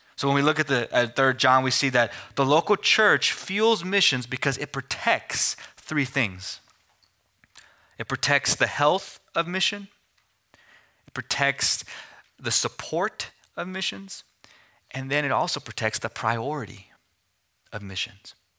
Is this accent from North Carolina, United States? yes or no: no; Amarillo, Texas, United States; moved away as an adult; also born or lived in Philadelphia; I was born and raised in Amarillo, but went to Philadelphia for seminary